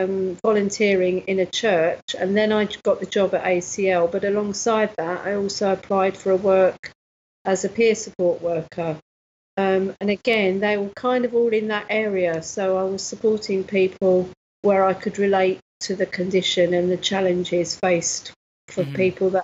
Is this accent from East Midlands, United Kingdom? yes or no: yes; Nottingham, East Midlands, United Kingdom; born there; also born or lived in Cyprus; my parents are from Nottingham, mm-hmm. and my father was in the Air Force, so okay. I was born in Nottingham. And then we went to, he was stationed in Cyprus